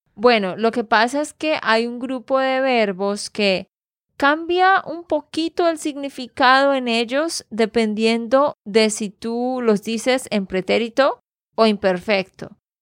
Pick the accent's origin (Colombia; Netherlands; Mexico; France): Colombia; Santander; de Santander, Colombia